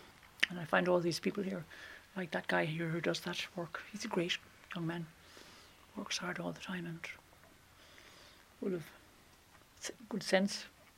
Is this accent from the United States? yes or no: no; Toomevara, Ireland; I'm from Tumivara.